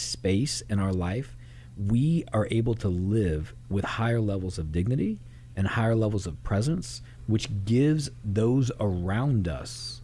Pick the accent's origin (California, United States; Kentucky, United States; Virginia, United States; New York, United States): Kentucky, United States; Louisville; also born or lived in Miami, Florida; I grew up here off the backside of Churchill Downs in Louisville, Kentucky